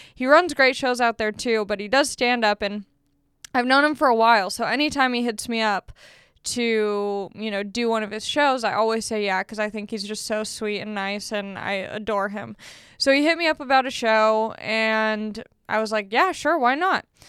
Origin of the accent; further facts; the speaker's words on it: Long Beach, California, United States; also born or lived in San Marcos, California; I grew up in Long Beach